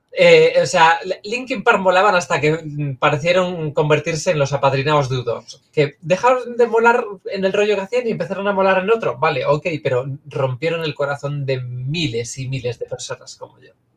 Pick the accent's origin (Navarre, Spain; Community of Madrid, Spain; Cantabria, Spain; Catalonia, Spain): Cantabria, Spain; moved away as an adult; técnicamente yo nací eh, y me crié hasta los 18, 19 en Cantabria. Así que legalmente soy cántabra.